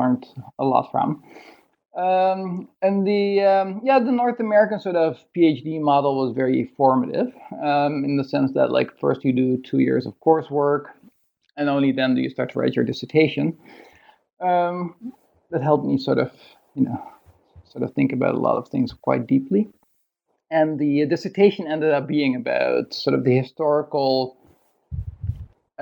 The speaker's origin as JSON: {"language": "English", "country": "Netherlands", "tie": "born or raised there", "also_born_or_lived": "Toronto, Canada", "moved": "as an adult", "lives_now": "Sydney, Australia", "said": "I grew up in Holland."}